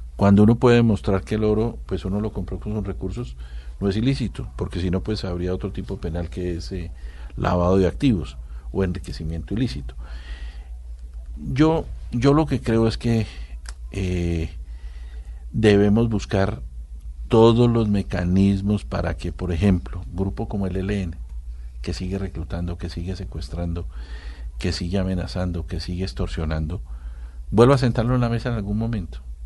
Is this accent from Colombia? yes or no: yes; Colombia; Somos más bien los, los colombianos